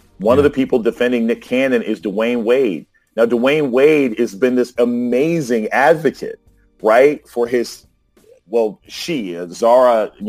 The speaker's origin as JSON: {"language": "English", "country": "Germany", "tie": "born or raised there", "said": "Like, I grew up overseas. I grew up in Germany. I saw flatbed trucks with missiles on them that would be sort of carried past our elementary school on base. I grew up on a military base."}